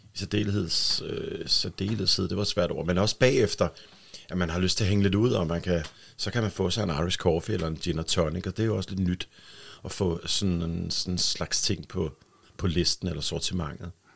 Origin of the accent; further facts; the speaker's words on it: Bornholm, Capital Region of Denmark, Denmark; also born or lived in Helsingør; bliver vi, øh, mig og min tvillingssøster, født i, i Helsingør og, og bor deroppe, men de flytter så til, til Bornholm, da, da vi er et år cirka. Ikke? Så, så der har jeg været her på Bornholm lige siden.